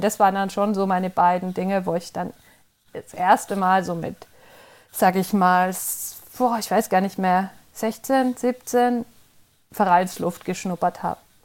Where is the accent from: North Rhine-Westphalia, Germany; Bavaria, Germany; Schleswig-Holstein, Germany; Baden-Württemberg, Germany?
Bavaria, Germany; Middle Franconia; now in Freiburg, Germany; Ursprünglich komme ich aus Mittelfranken.